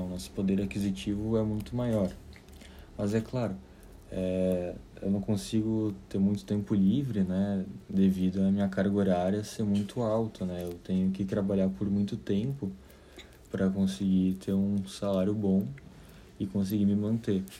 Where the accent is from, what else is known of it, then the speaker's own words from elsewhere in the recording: Caxias do Sul, Rio Grande do Sul, Brazil; moved away as an adult; now in New York, United States; sou de Caxias do Sul, Rio Grande do Sul, e estou morando em Nova York há quatro anos